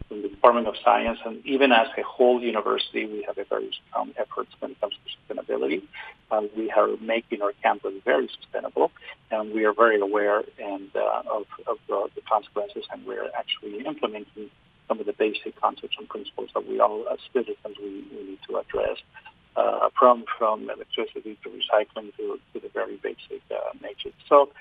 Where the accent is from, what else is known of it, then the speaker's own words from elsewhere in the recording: Spain; now in United States; I'm personally from Spain